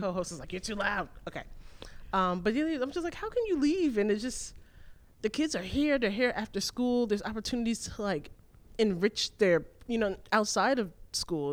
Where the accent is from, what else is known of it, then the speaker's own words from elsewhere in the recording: New York City, New York, United States; I was born and raised in New York City.